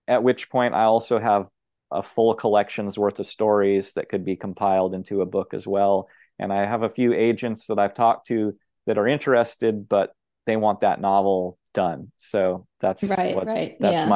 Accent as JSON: {"language": "English", "region": "Oregon", "country": "United States", "tie": "born or raised there", "said": "I grew up in Oregon"}